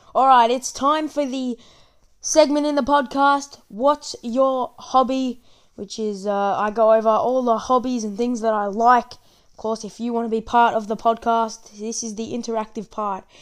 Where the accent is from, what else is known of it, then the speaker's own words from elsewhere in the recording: Australia; also born or lived in Victoria; I'm from Australia, as you can probably tell by my accent